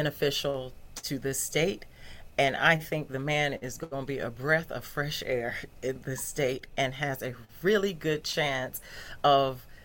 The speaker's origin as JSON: {"language": "English", "town": "Newberry", "region": "South Carolina", "country": "United States", "tie": "born or raised there", "said": "I grew up in Newberry"}